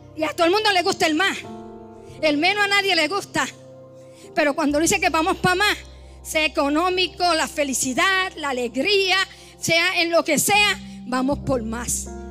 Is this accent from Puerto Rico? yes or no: yes; Puerto Rico; moved away; como decimos allá en mi isla